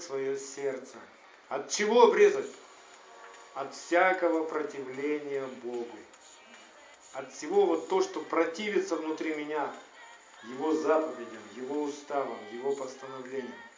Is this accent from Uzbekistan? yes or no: no; Ukraine; у меня в паспорте может стоять отметка, что я украинец